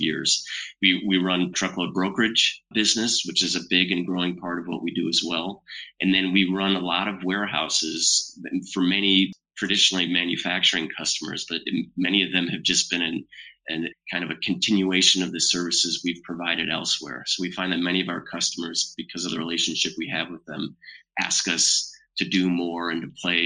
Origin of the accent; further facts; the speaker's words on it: Grand Rapids, Michigan, United States; moved away as an adult; also born or lived in Marshall, Michigan / Chicago, Illinois; I grew up in Grand Rapids, Michigan